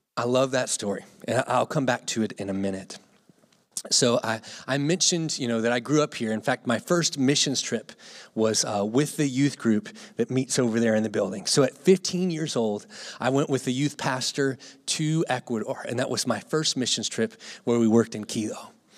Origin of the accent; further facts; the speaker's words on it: Gloucester, Virginia, United States; moved away; I grew up here in Gloucester